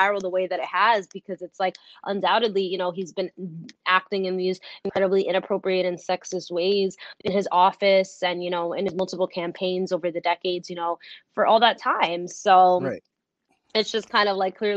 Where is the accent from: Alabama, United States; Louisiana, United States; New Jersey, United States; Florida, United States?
New Jersey, United States; moved away as an adult; also born or lived in New York; I'm from Jersey, and that's actually where I live and organize now.